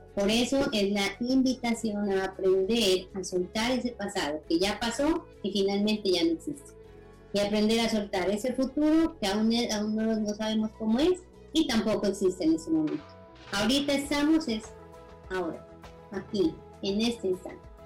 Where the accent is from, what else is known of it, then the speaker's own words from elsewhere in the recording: Nariño, Colombia; yo soy colombiana, orgullosamente nariñense